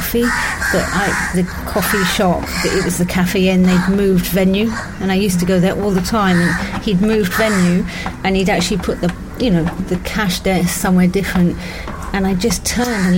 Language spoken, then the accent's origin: English; England, United Kingdom; I'm English